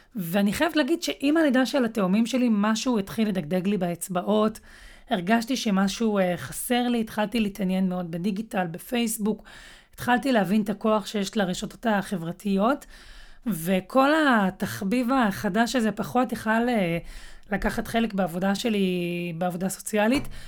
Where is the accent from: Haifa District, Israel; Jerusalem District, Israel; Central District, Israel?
Central District, Israel; Netanya; אני במקור מנתניה